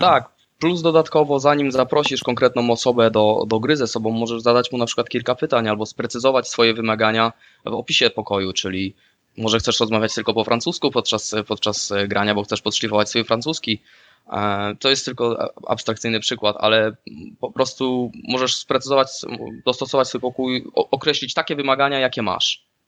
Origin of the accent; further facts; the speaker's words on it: Słupsk, Pomeranian Voivodeship, Poland; moved away as an adult; now in Netherlands; też pochodzę ze Słupska w Holandii mieszkam od dobrych pięciu lat